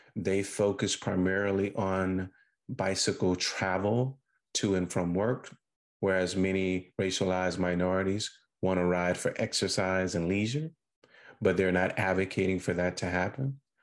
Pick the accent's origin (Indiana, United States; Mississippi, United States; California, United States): Mississippi, United States; Sugar Lock; I was born and reared in Sugar Lock, Mississippi.